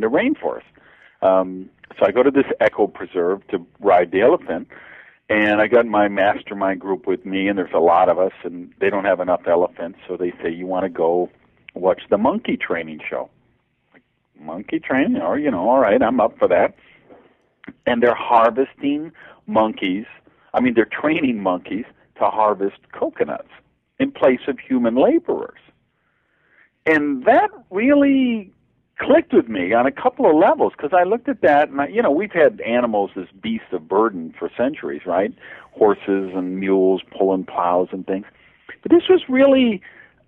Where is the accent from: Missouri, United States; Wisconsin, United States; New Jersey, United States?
Wisconsin, United States; Madison; I grew up in Madison, Wisconsin